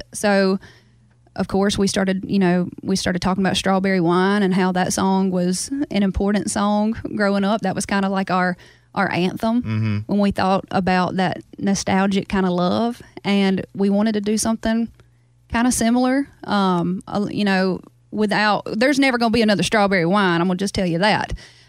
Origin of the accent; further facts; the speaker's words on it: Baskin, Louisiana, United States; I probably have kept my accent because I talk to my family a whole lot. I FaceTime them every day. I'm really close with them. And the truth is, like, all 200 of my people in my town in Baskin talk this way.